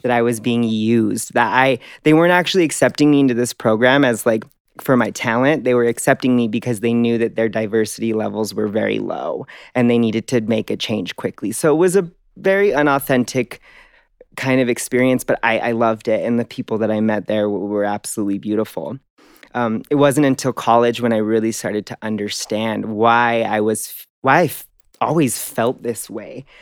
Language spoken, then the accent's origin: English; Denver, Colorado, United States; I grew up in Denver, Colorado.